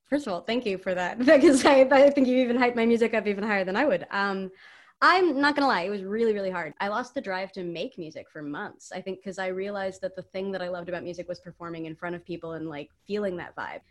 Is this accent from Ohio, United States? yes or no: no; San Mateo, California, United States; I'm from San Mateo